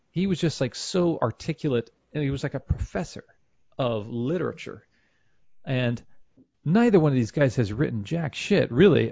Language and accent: English; Kansas City, United States; I'm from Kansas City